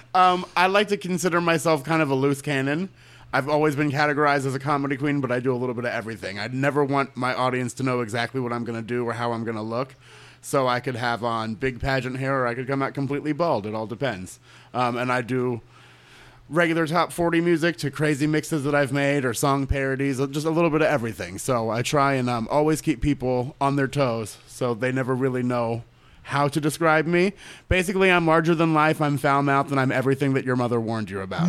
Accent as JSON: {"language": "English", "town": "Orlando", "region": "Florida", "country": "United States", "tie": "born or raised there", "said": "Born and raised in Orlando"}